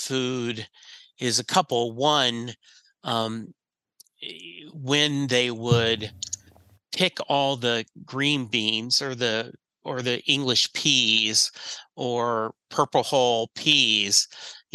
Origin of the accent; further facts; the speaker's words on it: Leesville, Louisiana, United States; also born or lived in Rose Pine, Louisiana; I grew up in I was born in Leesville, Louisiana, which is right next to Fort Polk